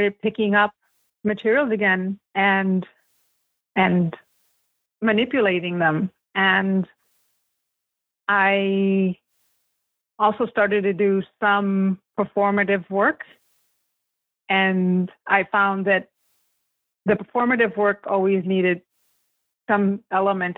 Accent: United States; my experience growing up in the United States, speaking both languages.

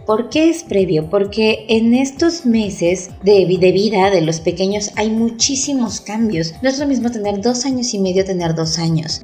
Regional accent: Oaxaca, Mexico; somos de Oaxaca

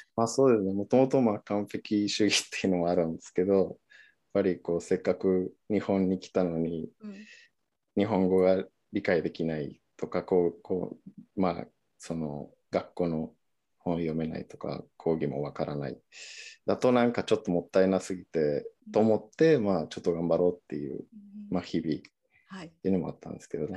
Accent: Mexico; first language Spanish; Japanese is a second language; moved away as an adult; also born or lived in Niigata, Japan; now in Japan; 生まれも育ちも。

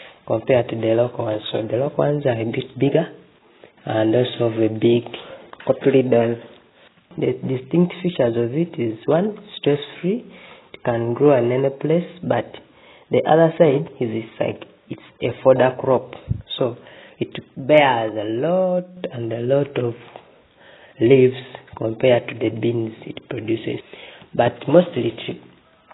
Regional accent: Uganda; I'm from Uganda

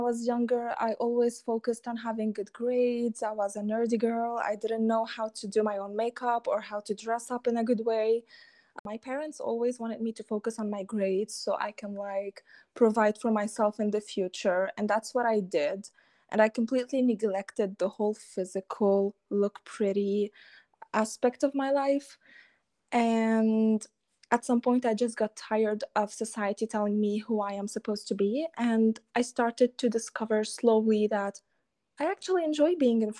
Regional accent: Lebanon; I am a Lebanese girl. So I come from the Middle East, and I have been raised in a like very conservative, family-oriented background

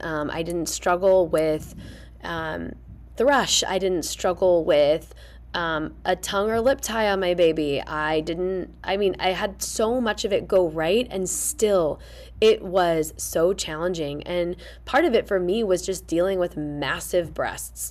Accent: Fishers, Indiana, United States; moved away; I'm back in my hometown of Fishers, Indiana, spending time with my family

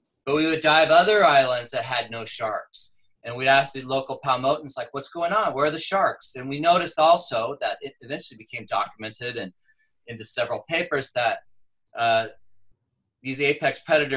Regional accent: Southern California, United States; I grew up in Southern California near the beach

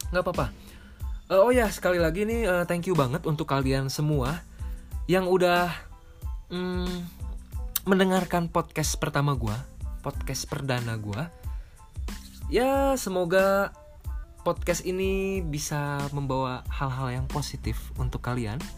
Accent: Bogor, West Java, Indonesia; Gue orang Bogor. Gue lahir di Bogor dan gue tinggal di Bogor.

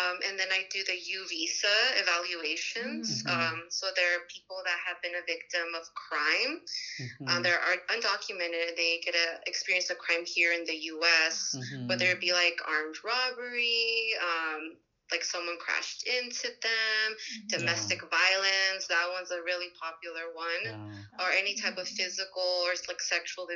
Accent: Los Angeles, California, United States; I'm from another hood too. It's Pacoima.

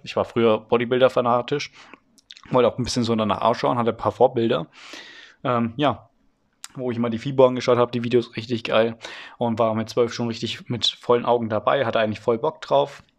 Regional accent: Franconia, Bavaria, Germany; Das ist hier in Franken so. Übrigens, ich komme aus Franken, aus Bayern

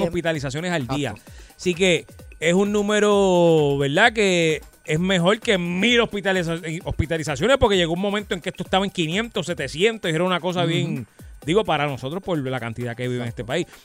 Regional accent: Puerto Rico; nosotros aquí en Puerto Rico

